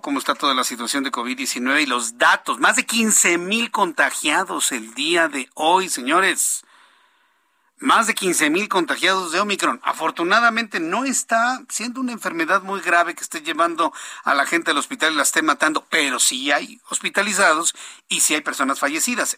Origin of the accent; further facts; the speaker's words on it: Mexico; Soy, mexicano exactamente como usted.